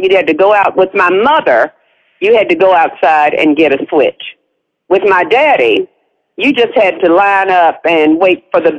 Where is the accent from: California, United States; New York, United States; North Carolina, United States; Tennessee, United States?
North Carolina, United States; Winston-Salem; moved away as an adult; also born or lived in Atlanta; I'm originally from Winston-Salem, North Carolina.